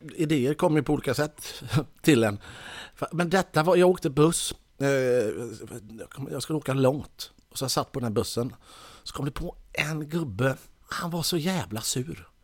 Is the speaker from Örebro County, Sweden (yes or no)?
no; Mölndal, Västra Götaland, Sweden; jag är ju ändå från Mölndal